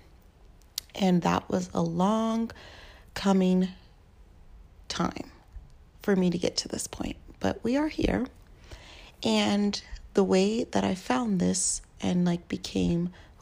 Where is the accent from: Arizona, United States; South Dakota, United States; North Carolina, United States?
Arizona, United States; Tucson; now in Portland, United States; I live in Portland, Oregon. I'm originally from Tucson, Arizona, and majority of my family still lives in Tucson, Arizona